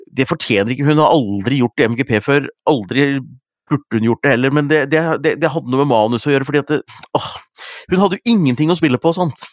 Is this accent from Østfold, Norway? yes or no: no; Gjøvik, Innlandet, Norway; jeg er fra Gjøvik